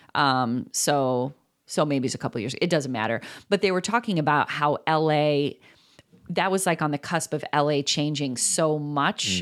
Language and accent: English; Chicago, Illinois, United States; we are from Chicago